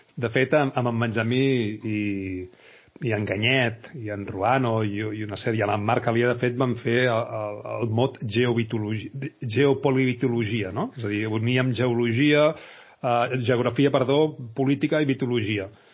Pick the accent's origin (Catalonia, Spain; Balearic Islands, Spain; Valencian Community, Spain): Catalonia, Spain; Badalona; jo sóc de Badalona